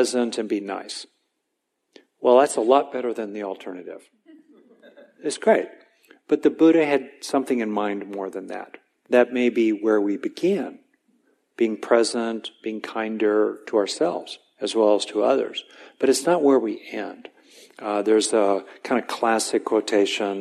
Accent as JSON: {"language": "English", "town": "West Covina", "region": "California", "country": "United States", "tie": "born or raised there", "said": "I grew up in Southern California, mainly in a decent, nurturing, basic family in the suburbs of LA in West Covina"}